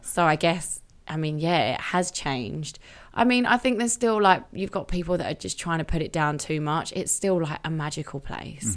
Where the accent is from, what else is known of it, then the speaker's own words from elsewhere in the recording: Romford, London, United Kingdom; I grew up in Romford